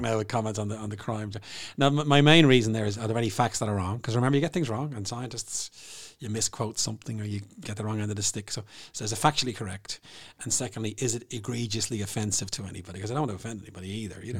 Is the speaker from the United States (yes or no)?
no; Bray, Leinster, Ireland; Bray, my hometown